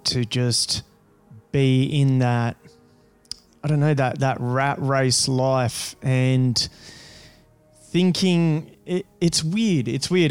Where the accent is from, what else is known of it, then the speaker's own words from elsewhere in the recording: rural Rio region, Rio de Janeiro, Brazil; now in Australia; I come from a farm like in rural Brazil, right? In the middle of bumfuck nowhere. Like it's a little out, it's still Rio region. So I'm from Rio